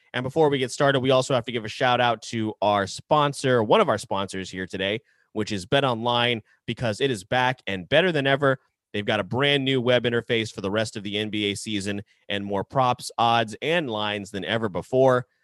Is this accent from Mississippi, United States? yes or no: no; Jacksonville, Florida, United States; I am from Jacksonville, Florida